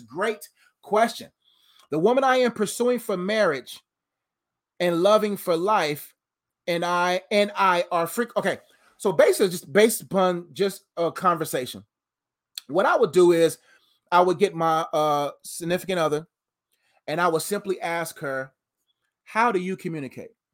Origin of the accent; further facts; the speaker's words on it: Nigeria; I'm Nigerian